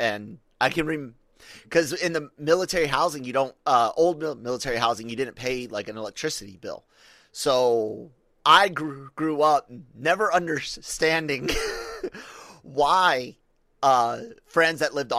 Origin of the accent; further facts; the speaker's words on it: Tacoma, Washington, United States; born there; my birthplace of Tacoma, Washington. I was born on Fort Lewis, right?